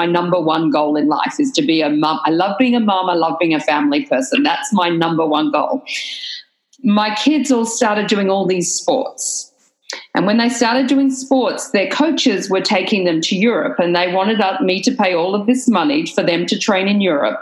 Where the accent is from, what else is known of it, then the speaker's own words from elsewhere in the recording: Australia; moved away as an adult; now in United States; I moved from Australia on my husband's work visa